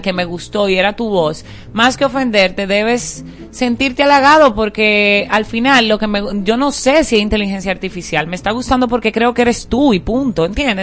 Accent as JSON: {"language": "Spanish", "country": "Dominican Republic", "said": "como dominicanos"}